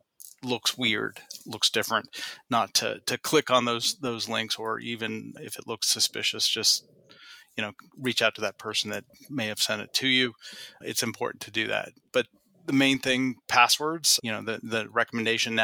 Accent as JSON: {"language": "English", "region": "Northeast Ohio", "country": "United States", "tie": "born or raised there", "lives_now": "Columbus, United States", "said": "where I grew up in Northeast Ohio"}